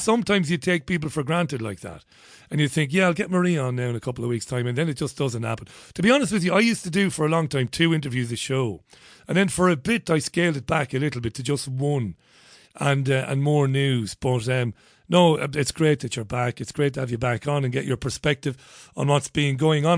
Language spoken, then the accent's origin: English; Ireland; now in United Kingdom; I'm an Irish guy